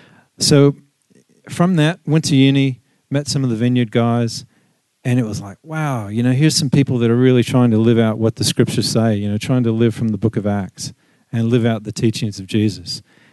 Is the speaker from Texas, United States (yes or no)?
yes; Texas, United States; moved away; I'm originally from Texas in the U.S. I was born into a Southern Baptist tradition with my grandmother and grandparents.